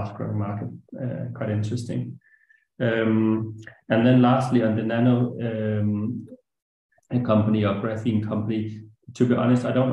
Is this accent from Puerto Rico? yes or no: no; Denmark; I come from Denmark